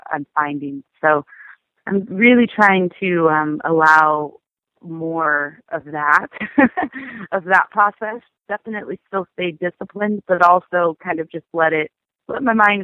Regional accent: Sacramento, California, United States; moved away as an adult; now in Los Angeles, United States; my hometown, Sacramento

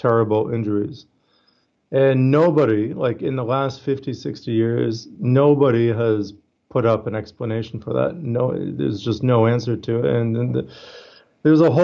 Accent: Canada; now in Australia; I'm Canadian. I live in Australia, but I'm Canadian

